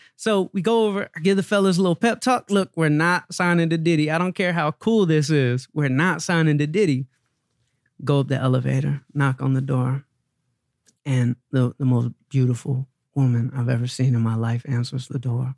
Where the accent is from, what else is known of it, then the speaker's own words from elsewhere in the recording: Atlanta, Georgia, United States; I grew up in Atlanta, Georgia